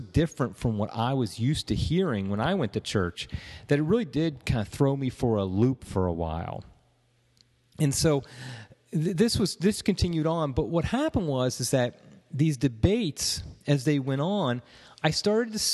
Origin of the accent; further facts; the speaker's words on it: Ohio, United States; I was from Ohio